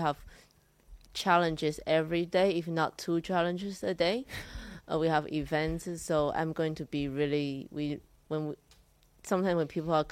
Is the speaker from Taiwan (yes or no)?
yes; Taiwan; moved away; also born or lived in Singapore; I'm Singaporean, but I just grew up in Taiwan